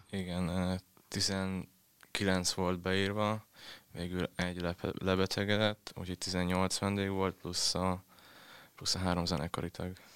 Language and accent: Hungarian; Tiszadob, Szabolcs-Szatmár-Bereg, Hungary; accent: Szabolcs dialect; moved away as an adult; now in Budapest, Hungary